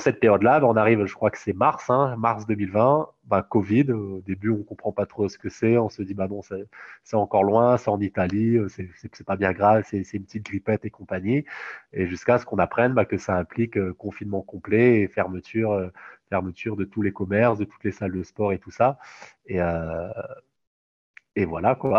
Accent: Réunion; also born or lived in Toulouse; moi, je suis réunionnais

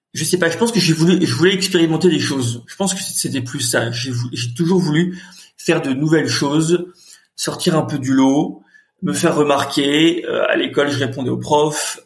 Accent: Nantes, Pays de la Loire, France; moved away as an adult; also born or lived in Carquefou / Paris; je suis né à Nantes, j'ai grandi à Nantes

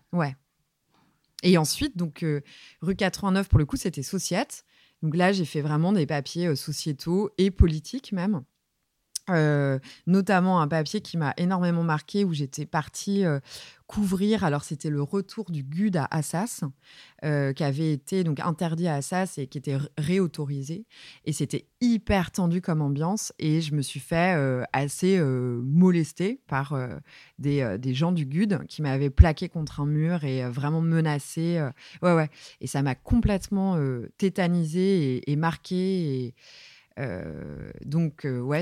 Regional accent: Saint-Brieuc, Brittany, France; j'ai grandi à Saint-Brieuc, euh, dans les Côtes d'Armor, euh, en Bretagne

